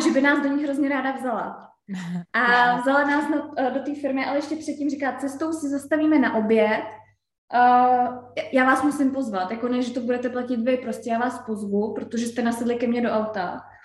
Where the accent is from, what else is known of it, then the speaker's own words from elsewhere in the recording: Czechia; my Češi